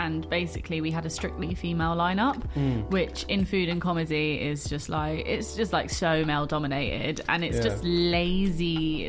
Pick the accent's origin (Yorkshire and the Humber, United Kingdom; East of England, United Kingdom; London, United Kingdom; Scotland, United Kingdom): London, United Kingdom; we're both from London.